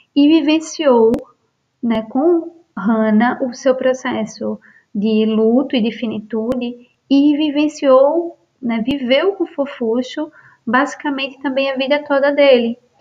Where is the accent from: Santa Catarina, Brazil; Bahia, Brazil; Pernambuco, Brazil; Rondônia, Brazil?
Pernambuco, Brazil; Recife; ela mora em Recife, no Brasil, onde eu nasci